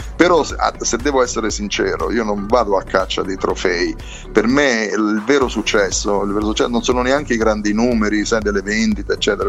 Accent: Penne, Abruzzo, Italy; del mio paese, pennese

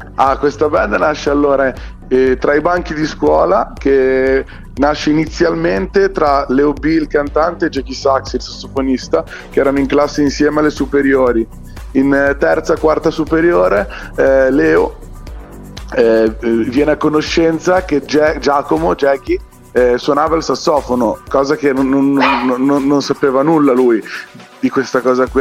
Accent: province of Bologna, Emilia-Romagna, Italy; nel mio paese, che è qua in provincia di Bologna

